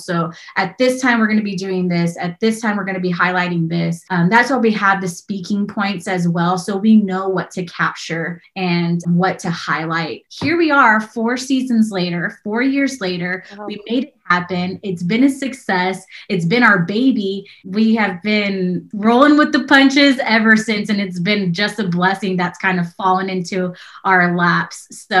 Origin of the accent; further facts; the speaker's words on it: San Antonio, Texas, United States; I'm from San Antonio